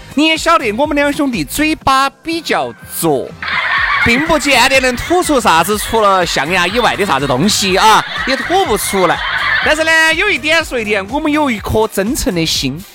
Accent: Sichuan, China; 我们就是四川的一句老话

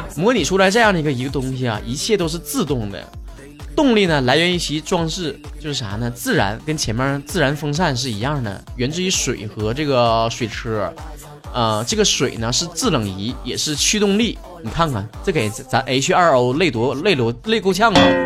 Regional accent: Northeast China, China; 像我们东北这边儿，其实夏天也挺热的

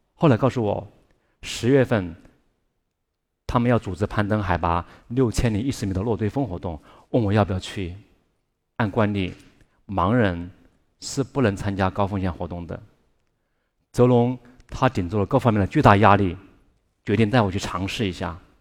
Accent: Chongqing, China; 我住在重庆，一个远近闻名的特殊家庭，因为爸爸和叔叔都是双目失明的盲人

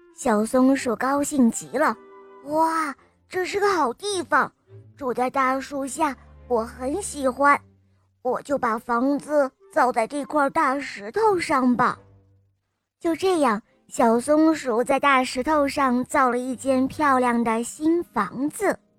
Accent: Hangzhou, Zhejiang, China; 我三岁半，我来自杭州。

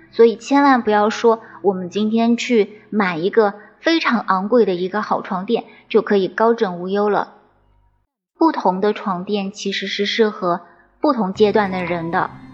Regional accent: China; 我们中国人

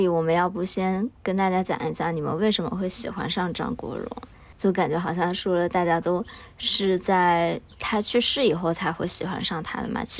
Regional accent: Chengdu, Sichuan, China; moved away; 因为我老家在成都嘛，其实是一个比较内陆的城市。我小时候没有怎么受到过那种香港文化的影响

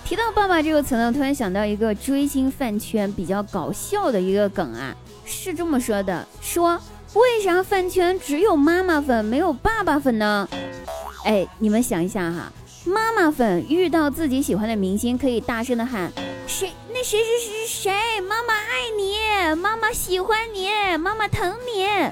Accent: China; 我们中国人真是有趣的灵魂啊

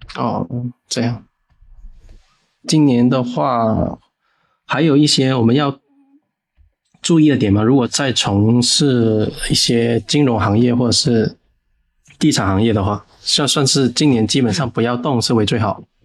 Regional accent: Guangdong, China; 我们朝圣这边过年的时候，就是我们有个风俗，就是会去求签

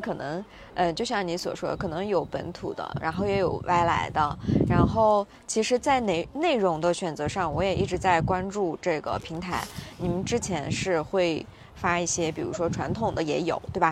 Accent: Xinjiang, China; 我自己也是少数民族，维吾尔族

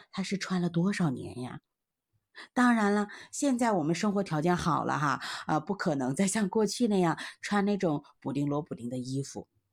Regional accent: China; 我们中国人呢，都一直奉行勤俭持家

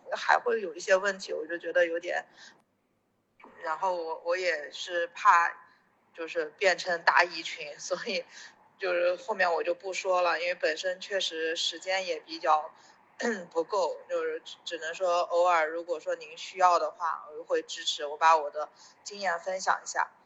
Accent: Anhui, China; 因为我不是深圳人嘛，我是安徽人

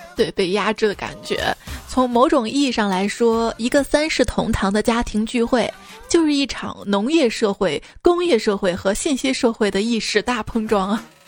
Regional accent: Xi'an, Shaanxi, China; 作为一名西安人

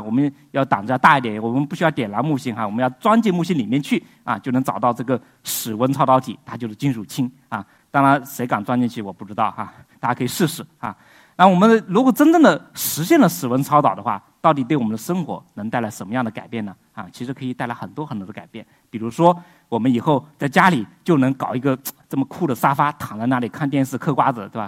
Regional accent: China; 我们中国人

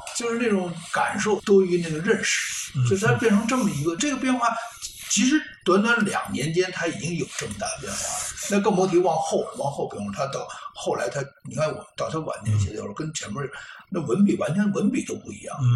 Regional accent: Beijing, China; 咱们都是老北京人

